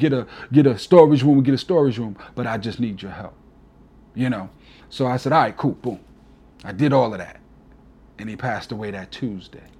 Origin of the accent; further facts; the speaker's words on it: New York, United States; accent: East Coast; now in Alabama, United States; I'm a New Yorker till